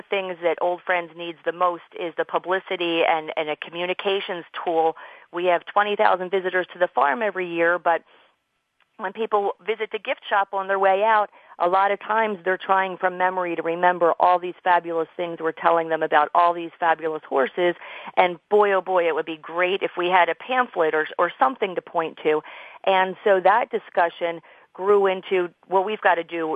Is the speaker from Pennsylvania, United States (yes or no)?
yes; Bucks County, Pennsylvania, United States; I grew up in Bucks County, Pennsylvania, which is a little bit of horse country